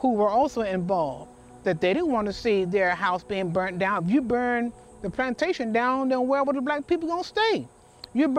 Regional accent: the South, United States; I'm not from the North, I'm from the South.

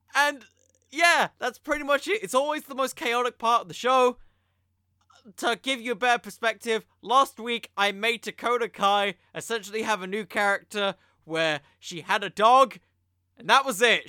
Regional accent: United Kingdom; I'm British

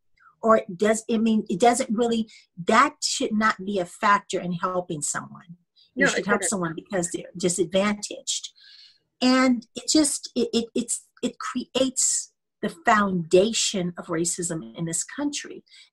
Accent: United States; also born or lived in United Kingdom; we as Americans, all Americans, Americans of color, and just all Americans in general

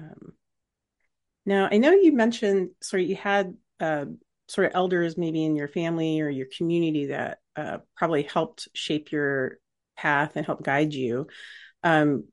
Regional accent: United States; I'm American

